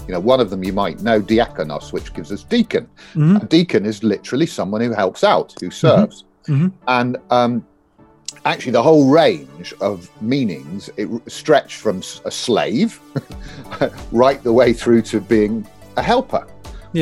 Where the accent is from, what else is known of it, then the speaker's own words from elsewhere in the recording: Bakewell, East Midlands, United Kingdom; now in Swindon, United Kingdom; I am from Bakewell.